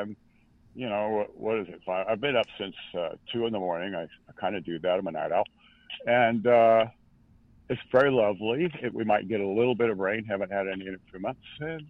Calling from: San Diego, California, United States; in San Diego, California.

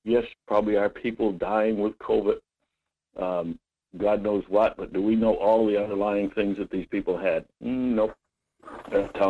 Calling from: Homer, United States; Hi, Mike. Yeah, from Homer.

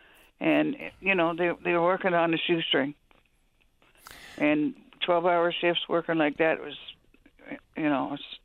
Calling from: Traytown, Newfoundland and Labrador, Canada; I'm calling from Traytown.

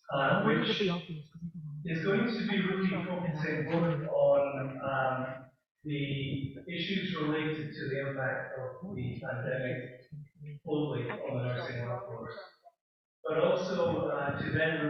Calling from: Edinburgh, Scotland, United Kingdom; I'm speaking from Edinburgh in Scotland, and it's just one bit here.

